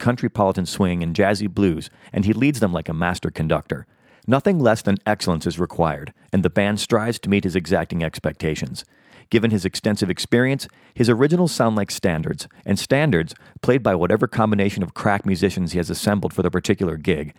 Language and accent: English; Chicago, Illinois, United States; growing up in suburban Chicago